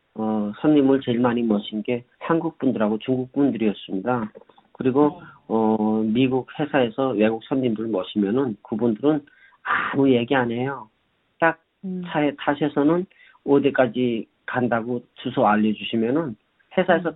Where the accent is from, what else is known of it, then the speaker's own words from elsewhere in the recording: North Korea; moved away as an adult; also born or lived in North Carolina, United States / Pennsylvania, United States; now in New York, United States; 저는 북한에서 온 사람이라고